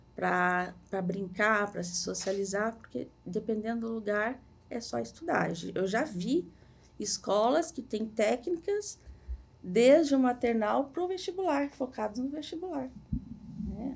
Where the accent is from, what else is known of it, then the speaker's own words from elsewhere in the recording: Minas Gerais, Brazil; moved away as an adult; also born or lived in Curitiba; now in Balneário Camboriú, Brazil; moro aqui, sou mineira